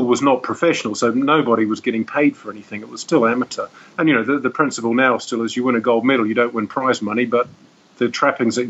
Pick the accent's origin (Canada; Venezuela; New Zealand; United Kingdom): New Zealand; moved away as an adult; now in Dubai, United Arab Emirates; I grew up in New Zealand